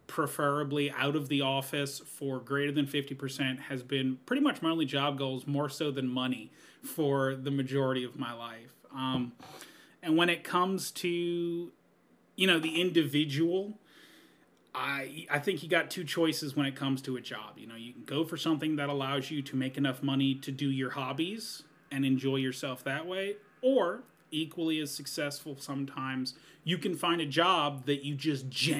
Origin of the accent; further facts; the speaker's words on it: New Orleans, Louisiana, United States; now in Longview, Washington, United States; I am from the South, from New Orleans, Louisiana